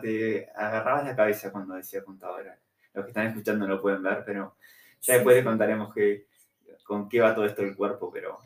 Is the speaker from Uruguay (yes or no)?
yes; Montevideo, Uruguay; moved away as an adult; que tengo 35 años, soy de Montevideo, Uruguay